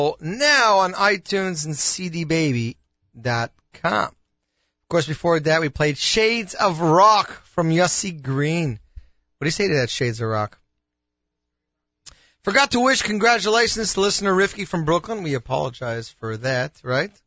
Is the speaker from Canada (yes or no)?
yes; Canada; accent: Canadian; my Canadian accent